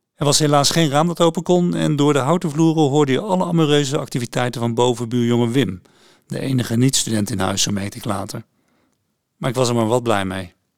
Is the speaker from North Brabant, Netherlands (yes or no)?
yes; Oss, North Brabant, Netherlands; moved away as an adult; also born or lived in Utrecht; Ik kwam dan wel uit Os, een stad met een roemrucht mestrekkersverleden